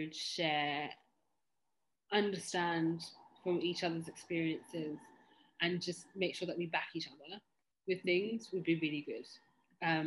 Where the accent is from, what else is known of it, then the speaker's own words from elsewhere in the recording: Kenya; I'm also Kenyan